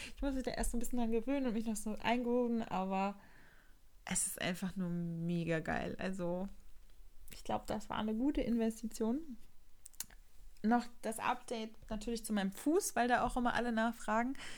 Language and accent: German; Rostock, Mecklenburg-Vorpommern, Germany; hier in der Nähe von Rostock, meiner Heimatstadt